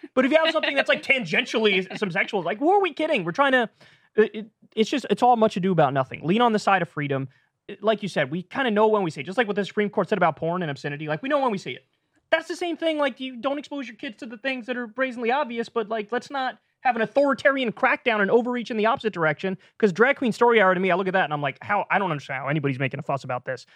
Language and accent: English; New Rochelle, New York, United States; I'm from Neurochelle, New York, just outside of New York City